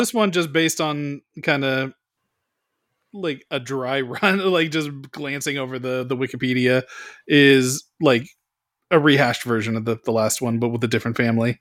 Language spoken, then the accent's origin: English; Bay Area of California, United States; Bay Area of California